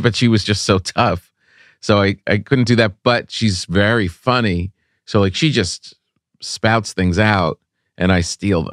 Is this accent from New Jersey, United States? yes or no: yes; Park Ridge, New Jersey, United States; born or raised there